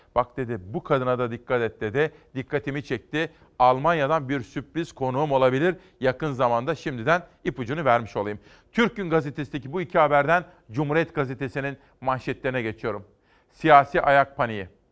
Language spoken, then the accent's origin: Turkish; Simav, Kütahya, Turkey; Memleketim Kütahya Simav